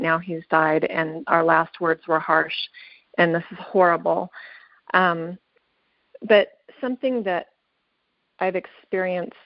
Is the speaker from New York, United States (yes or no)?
no; Southern California, United States; moved away as an adult; now in Utah, United States; I'm a transplant from Southern California where I spent all of my life growing up